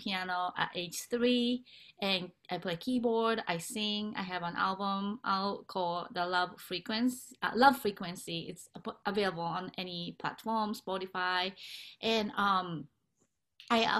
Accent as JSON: {"language": "English", "country": "Japan", "moved": "yes", "said": "I'm originally from Japan"}